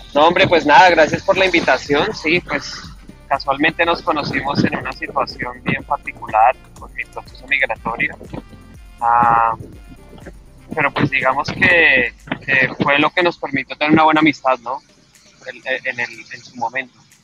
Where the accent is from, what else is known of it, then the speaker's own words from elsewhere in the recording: Colombia; moved away as an adult; now in Sydney, Australia; mi país, Colombia